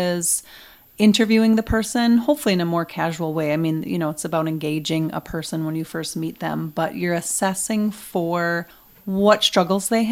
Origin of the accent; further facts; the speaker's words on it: Wausau, Wisconsin, United States; I'm originally from Wausau